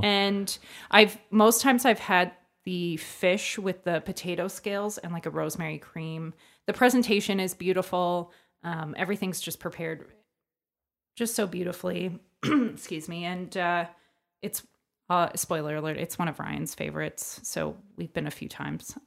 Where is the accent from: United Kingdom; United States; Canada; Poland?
Canada; Hamilton, Ontario; from Hamilton